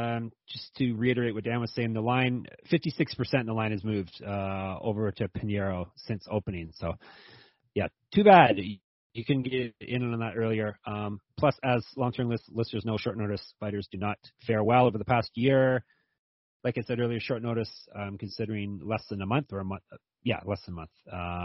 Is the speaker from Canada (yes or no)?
yes; Canada; As close as I'm going to. As close as a Canadian's going to get a difficult Chinese name.